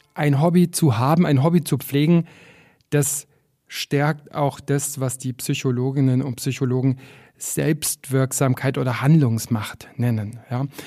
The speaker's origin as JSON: {"language": "German", "town": "Füssen", "region": "Bavaria", "country": "Germany", "tie": "born or raised there", "also_born_or_lived": "Berlin / Paris / Buenos Aires / Chicago", "moved": "yes", "lives_now": "Garmisch-Partenkirchen, Germany", "said": "ich bin in Füssen aufgewachsen, immer mit Blick auf die Berge"}